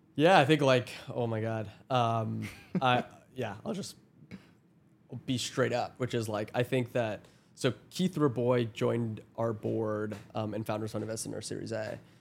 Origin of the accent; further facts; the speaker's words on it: Toronto, Ontario, Canada; I'm from Toronto